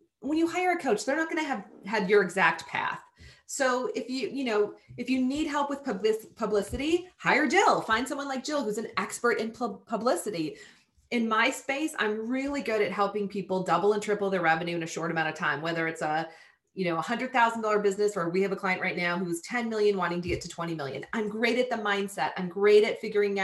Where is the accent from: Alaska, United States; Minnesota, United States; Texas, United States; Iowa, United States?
Minnesota, United States; Southern; I was a farm kid growing up in Southern Minnesota